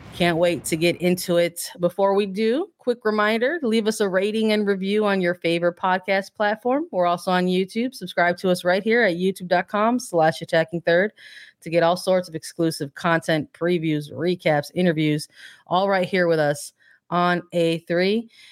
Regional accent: Midwest, United States; a Midwesterner

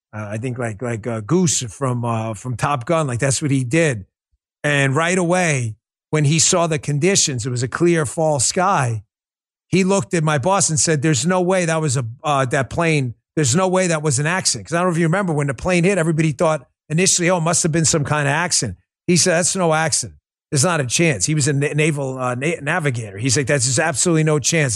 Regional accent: New York, United States; But being a New Yorker myself, uh, being up in New York when it went down

